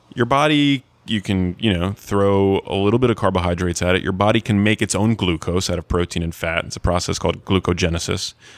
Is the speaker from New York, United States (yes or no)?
yes; New York, United States; I grew up in New York, and when I went to high school